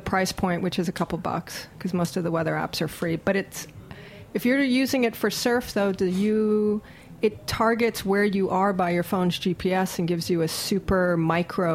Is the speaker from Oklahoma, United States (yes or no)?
no; Hawaii, United States; moved away; I'm actually born and raised in Hawaii